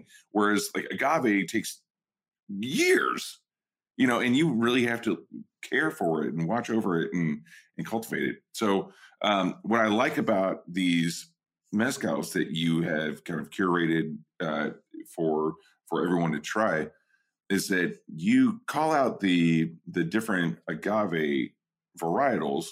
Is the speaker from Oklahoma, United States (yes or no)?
yes; Oklahoma, United States; also born or lived in New York; now in California, United States; I'm an Okie. I'm from Oklahoma and like from a ghost town there. I moved to New York and then I live in California.